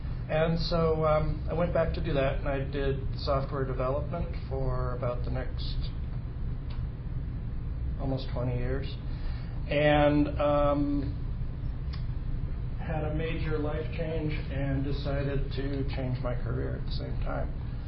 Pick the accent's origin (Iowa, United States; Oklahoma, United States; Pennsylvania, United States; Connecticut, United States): Connecticut, United States; moved away as an adult; also born or lived in Massachusetts / California; I was born in Connecticut, in New England, and I lived for about the first 18 or 19 years in Connecticut and Massachusetts, kind of moved around a lot when I was a kid. Then I moved to California when I was about 19